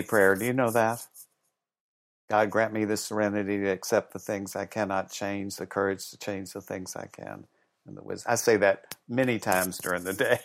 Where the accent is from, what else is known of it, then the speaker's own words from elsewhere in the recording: the South, United States; when I was young, I grew up in the South